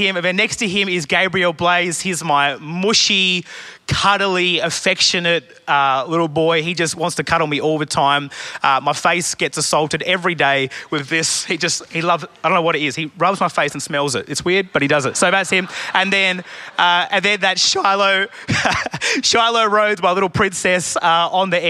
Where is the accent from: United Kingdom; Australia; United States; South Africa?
Australia; Adelaide, South Australia; I am from Adelaide, South Australia, really Perth's rival city